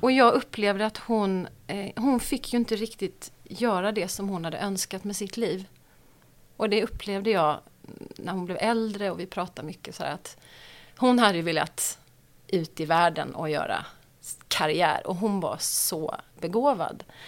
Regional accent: Marieholm, Skåne, Sweden; also born or lived in Stockholm; jag är född i, eh, i Stockholm och så flyttade vi ner till Skåne när jag var fem. Och då eh, flyttade vi till en by som heter Marieholm

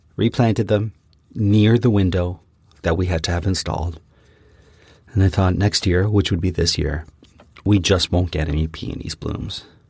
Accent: Canada; We are from Canada

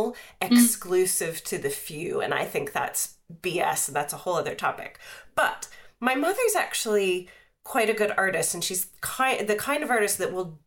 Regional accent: outside of Pittsburgh, Pennsylvania, United States; I grew up outside of Pittsburgh

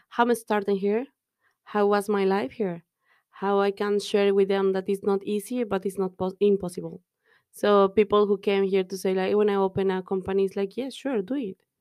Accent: Mexico; English is a second language; moved away as an adult; now in Dublin, Ireland

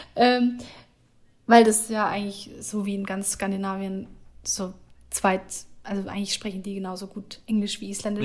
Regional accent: Germany; moved away as an adult; also born or lived in Hamburg; now in Iceland; wir als Deutsche

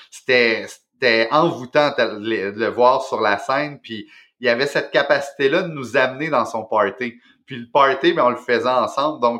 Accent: Repentigny, Quebec, Canada; il vient de ma ville natale, donc il, il, a grandi à ah Repentigny comme moi.

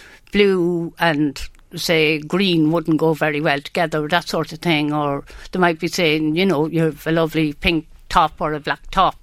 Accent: Longford, Leinster, Ireland; also born or lived in Dublin / Sligo; I come from Longford

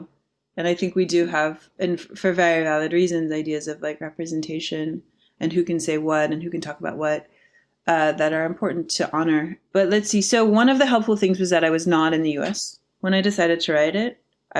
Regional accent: Midwest, United States; moved away as an adult; now in New York, United States; I grew up in the Midwest, so New York was this very like big exotic place for me.

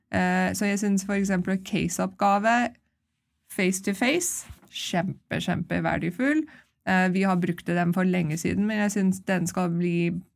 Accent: Canada; also born or lived in London, England; now in Norway; jeg vokste opp i Canada

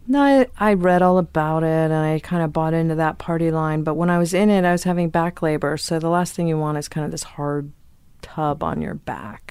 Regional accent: Virginia, United States; moved away; also born or lived in Chicago; we lived in a hippie commune in Virginia

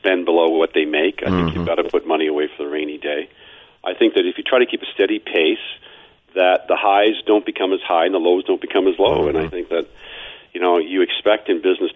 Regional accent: Toronto, Ontario, Canada; I was born in Toronto, as I said earlier, product of two immigrants. Tough neighborhood in Toronto, moved out to the burbs

